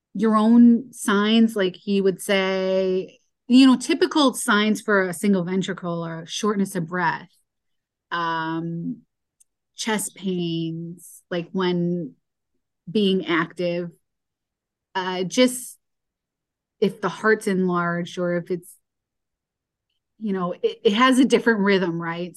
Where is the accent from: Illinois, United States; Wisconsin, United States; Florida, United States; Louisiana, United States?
Illinois, United States; Chicago; I grew up in Chicago area